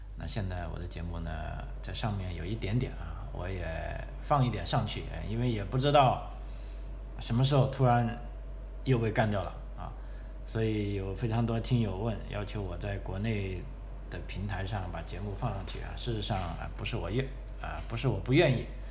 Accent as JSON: {"language": "Chinese", "country": "China", "moved": "as an adult", "lives_now": "Australia", "said": "我们来自中国的朋友"}